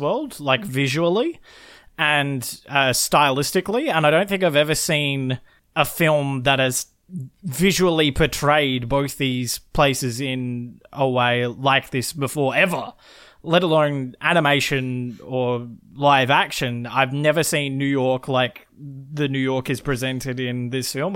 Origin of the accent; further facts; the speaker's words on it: Australia; we're both Australian.